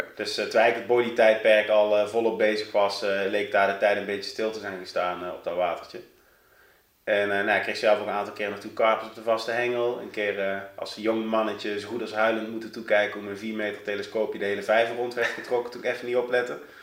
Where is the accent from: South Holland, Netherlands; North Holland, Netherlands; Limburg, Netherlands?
Limburg, Netherlands; Doenrade; moved away as an adult; now in Eindhoven, Netherlands; Ik kom uit een heel klein dorpje in de buurt van Sittard, van Zuid-Limburg. Ja? Eh, ehm, dorpje Doenraden. Nou, het is, ik denk als het duizend inwoners heeft, is het heel veel